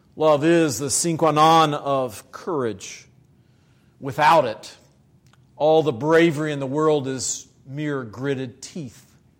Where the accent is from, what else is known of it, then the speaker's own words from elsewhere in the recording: Virginia, United States; moved away; in the black church in Virginia. in my home state